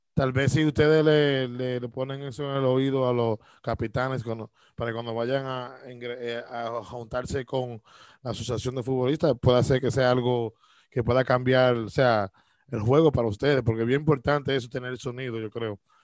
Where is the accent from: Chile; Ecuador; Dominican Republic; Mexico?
Dominican Republic; now in United States; soy yo, de República Dominicana